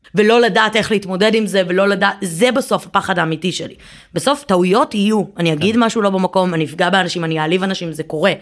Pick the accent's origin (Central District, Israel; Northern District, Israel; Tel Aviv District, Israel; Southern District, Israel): Tel Aviv District, Israel; Givatayim; גדלתי בגבעתיים